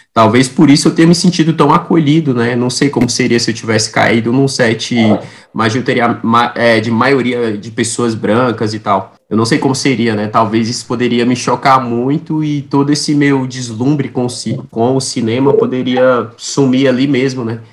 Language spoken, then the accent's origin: Portuguese; Samambaia, Federal District, Brazil; periferia aqui em Brasília, onde eu, onde eu cresci, né. Cresci num bairro chamado Samambaia, é, que não faz parte de Brasília, faz parte do Distrito Federal